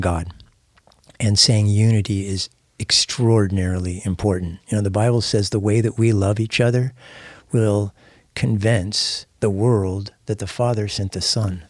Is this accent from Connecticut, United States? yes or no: no; San Diego, California, United States; moved away; I hadn't been in East San Diego where I grew up for forty years